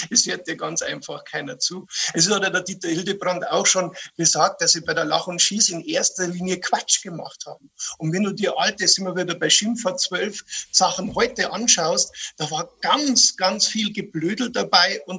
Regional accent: Bavaria, Germany; Also äh, das Paradevorbild, das man als bayerischer Kabarettist natürlich hat, ist, ist Gerhard Polt.

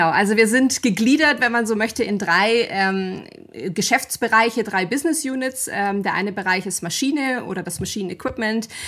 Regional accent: Bavaria, Germany; bin 36 Jahre alt oder jung, je nachdem, aus welcher Perspektive man sich das anschaut. Ähm, komme aus dem Allgäu, auch wenn man es vielleicht manchmal nicht an der Sprache h

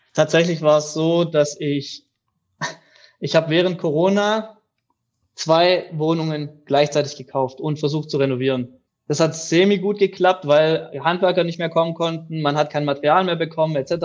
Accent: near Reutlingen, Tübingen, Metzingen, Baden-Württemberg, Germany

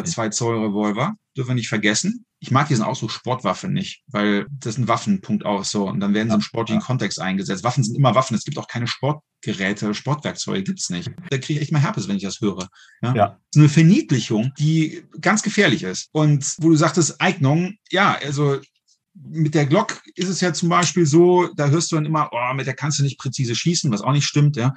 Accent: Düsseldorf, North Rhine-Westphalia, Germany; now in Saarland, Germany; Ich lebe ja aktuell im Saarland. Ich komme aus Düsseldorf ursprünglich.

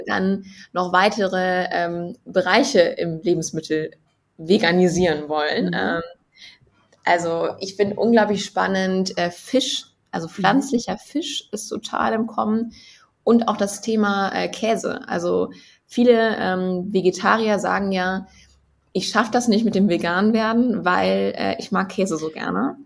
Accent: Bergisches Land, North Rhine-Westphalia, Germany; ich bin ja kein Kölner Mädel, sondern eher so ein Bergisches

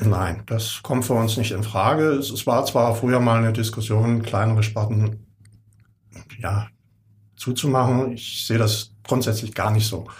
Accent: Rauher Kapf, Baden-Württemberg, Germany; ich bin genau gegenüber groß geworden am Rauen Kapf. Meine Eltern sind dort 64 hingezogen

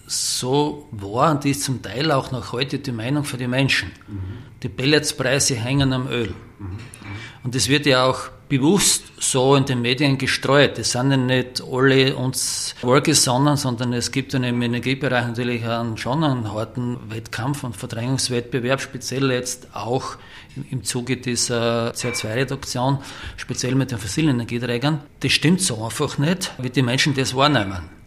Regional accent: St. Margarethen an der Raab, Styria, Austria; ursprünglich waren wir in Graz, übersiedelt sind hier nach St. Margrethen und Rabi, meinen Heimatort.

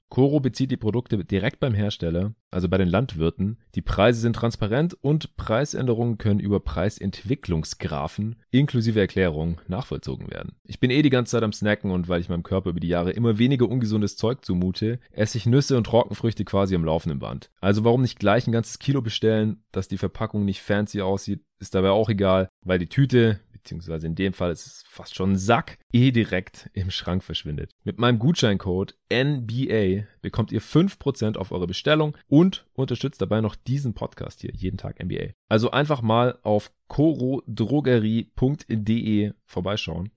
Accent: Stuttgart, Baden-Württemberg, Germany; moved away; also born or lived in Berlin; bin jetzt ja gerade auch hier wieder in Stuttgart, in meiner alten Heimat.

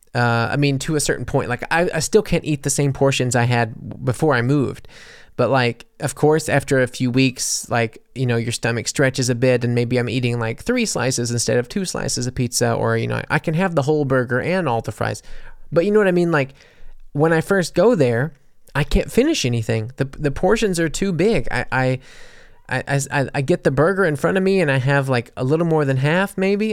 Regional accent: United States; moved away; also born or lived in Mississippi / New Orleans, Louisiana; I come from, you know, Mississippi and New Orleans

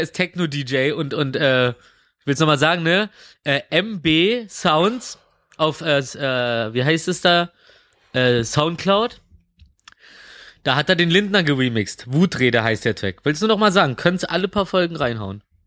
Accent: Berlin, Germany; Und ich komme aus Reinigendorf und ich wohne gerade in Mitte

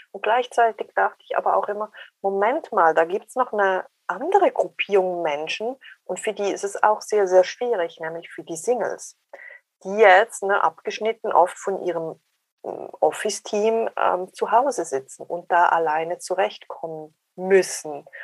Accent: Switzerland; accent: Swiss; ich bin 48, ich bin Schweizerin, hört man sehr wahrscheinlich am Dialekt an.

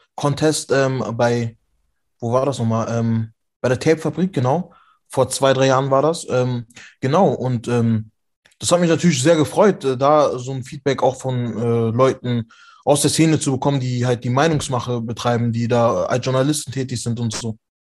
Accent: Frechen, North Rhine-Westphalia, Germany; bei uns in Frechen

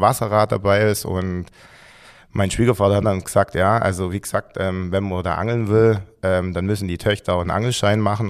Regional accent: Gerstetten, Swabian Jura, Baden-Württemberg, Germany; also born or lived in Heidenheim; ich komme eigentlich ursprünglich ähm, von Gersten, also von der Alp

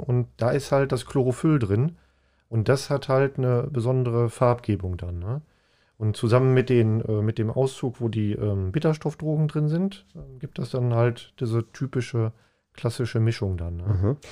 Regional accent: Paderborn, North Rhine-Westphalia, Germany; moved away; ich komme aus Paderborn ursprünglich

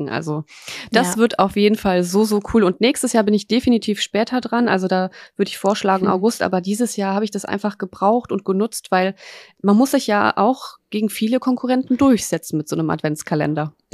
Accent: Poland; now in Germany; wir sind auch aus Polen

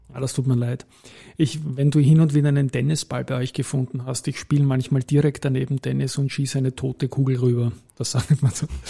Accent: Vienna, Austria; gebürtiger Donaustädter

